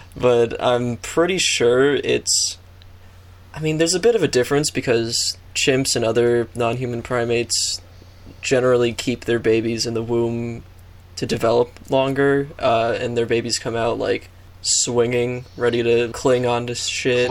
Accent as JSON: {"language": "English", "country": "United States", "said": "I'm an American"}